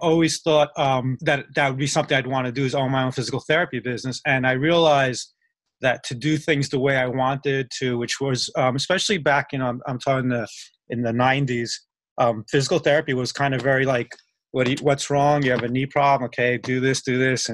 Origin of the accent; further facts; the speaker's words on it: New York City, New York, United States; moved away as an adult; also born or lived in Pennsylvania / Colorado; now in Tampa, United States; I was born in New York City and I grew up there and lived like my first 30 years of my life in New York City